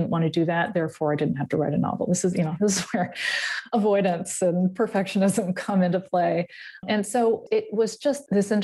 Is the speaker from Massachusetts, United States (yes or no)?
yes; Massachusetts, United States; moved away as an adult; I was born in Massachusetts and I grew up there, and I left when I was 23.